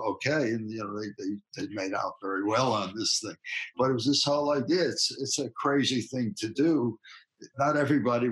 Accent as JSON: {"language": "English", "town": "New York City", "region": "New York", "country": "United States", "accent": "Bronx", "moved": "as an adult", "lives_now": "California, United States", "said": "my Bronx accent"}